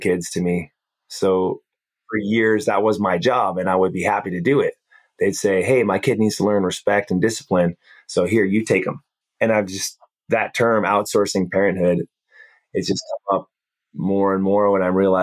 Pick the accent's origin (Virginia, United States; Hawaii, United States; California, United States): Hawaii, United States; we grew up in Hawaii